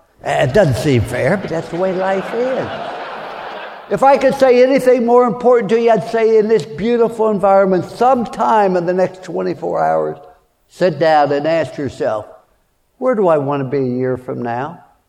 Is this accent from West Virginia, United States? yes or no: yes; Fallsbury, West Virginia, United States; born there; I was born in Fallsbury, West Virginia during the Depression.